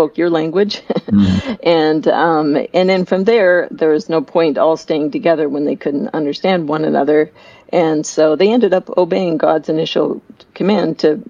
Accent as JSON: {"language": "English", "country": "Canada", "moved": "yes", "said": "I'm from Canada originally, so we do learn French"}